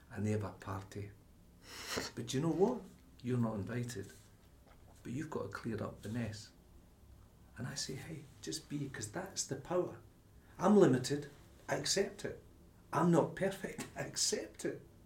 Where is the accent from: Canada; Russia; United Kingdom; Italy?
United Kingdom; Glasgow, Scotland; I came from Glasgow, it was Rangers Celtic